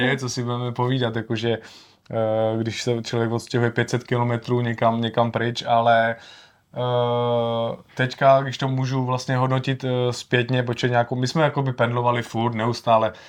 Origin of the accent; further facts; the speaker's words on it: Czechia; já jsem z Čech